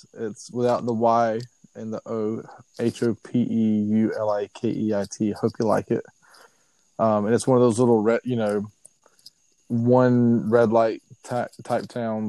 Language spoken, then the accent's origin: English; Sylvester, Georgia, United States; moved away as an adult; now in Richmond Hill, United States; I'm from Sylvester, you know.